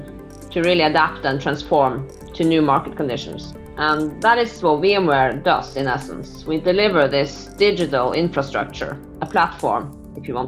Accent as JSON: {"language": "English", "country": "Norway", "said": "I'm from Norway"}